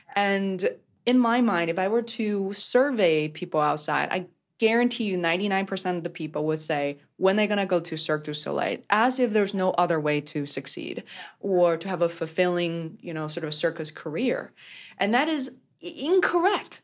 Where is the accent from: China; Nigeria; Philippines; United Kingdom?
China; Beijing; I grew up in Beijing, China